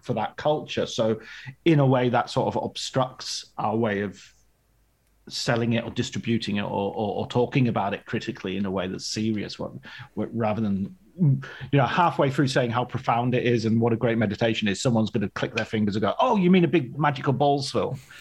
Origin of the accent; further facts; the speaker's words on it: Barrow-in-Furness, North West England, United Kingdom; also born or lived in Ulverston; I grew up in Barren Furness near, in the countryside near there. I was born in Ulverston